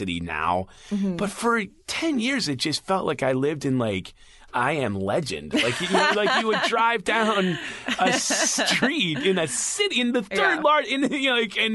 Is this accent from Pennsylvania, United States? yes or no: no; Chicago, Illinois, United States; moved away as an adult; also born or lived in Evanston, Illinois; now in Los Angeles, United States; I grew up in Chicago. Right. And then I grew up in Rogers Park, which is the north side of Chicago by Loyola. And then we moved out of the city when I was 14. We moved to Evanston